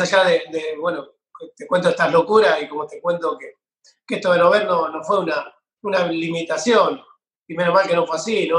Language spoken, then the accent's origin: Spanish; San Pedro, Buenos Aires Province, Argentina; yo soy acá de San Pedro, provincia de Buenos Aires